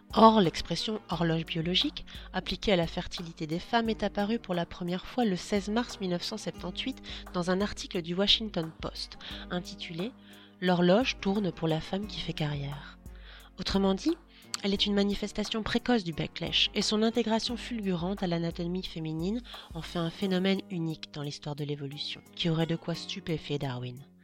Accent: Belgium; Je suis belge

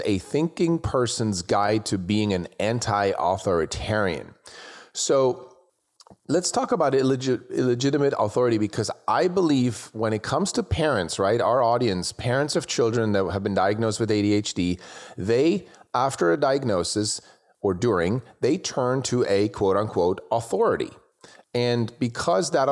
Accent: Switzerland; now in United States; I grew up in Switzerland, and when I came to the US

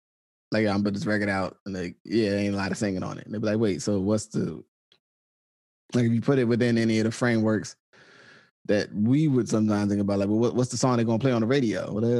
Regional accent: Arkansas, United States; I am from Arkansas.

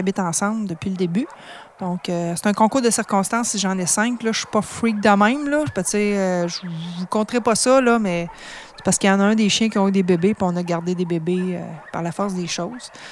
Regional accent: Drummondville, Quebec, Canada; also born or lived in Montreal / Sherbrooke; je suis native de Drummondville

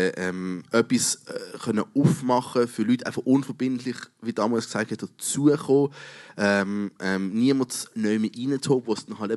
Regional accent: Switzerland; Wir als Schweizer kennen das nicht so wahnsinnig.

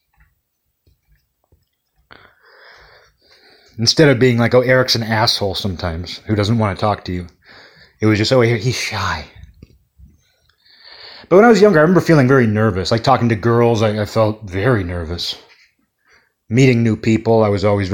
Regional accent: Kirkland, Washington, United States; born or raised there; also born or lived in Olympia, Washington

